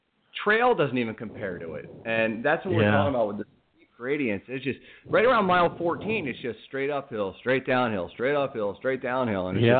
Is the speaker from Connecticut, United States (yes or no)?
yes; Connecticut, United States; now in Reading, United States; I grew up in New England, in Connecticut, and we moved here to Pennsylvania.